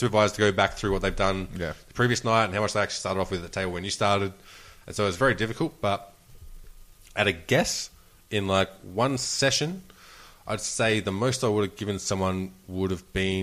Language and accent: English; Australia; I'm Australian